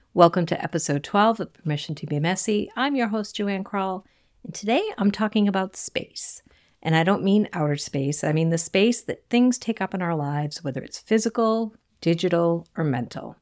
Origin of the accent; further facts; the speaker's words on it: south shore of Massachusetts, United States; accent: Boston; I grew up in a small Cape Cod home on the south shore of Massachusetts. I'm sure you can hear my Boston accent slip in from time to time.